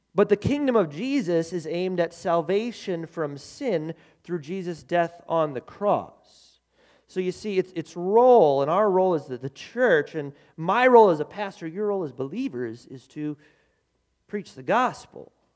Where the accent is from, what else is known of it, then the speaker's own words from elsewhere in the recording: United States; I love being an American. I love America. Man, I am a proud American citizen.